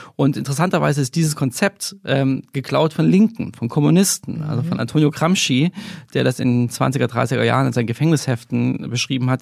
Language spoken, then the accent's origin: German; Germany; ich bin in der DDR aufgewachsen